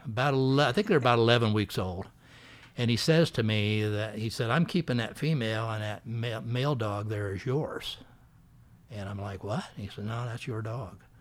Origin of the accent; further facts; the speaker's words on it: Missouri, United States; moved away; I grew up in Missouri